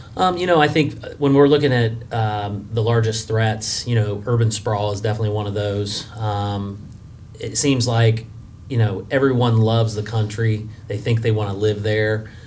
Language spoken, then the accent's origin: English; West Alexandria, Ohio, United States; born and raised in West Alexandria in Preble County